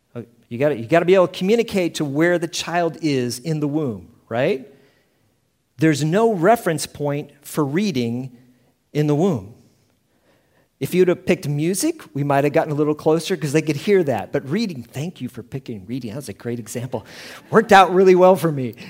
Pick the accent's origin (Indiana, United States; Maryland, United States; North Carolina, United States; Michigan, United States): Indiana, United States; also born or lived in Houston, Texas; now in Prague, Czechia; I was born in Indiana and, uh, in the Midwest of the United States